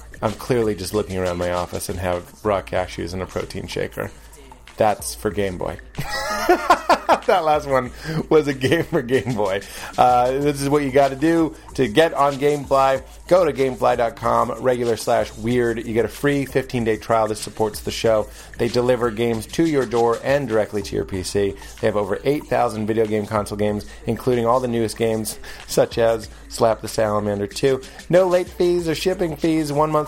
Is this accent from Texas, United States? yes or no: no; Lexington, Massachusetts, United States; Lexington, Massachusetts. Close enough.